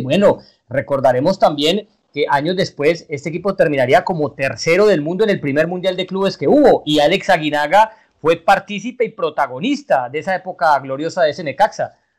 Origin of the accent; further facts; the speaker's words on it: Colombia; Juan Fernando y yo somos colombianos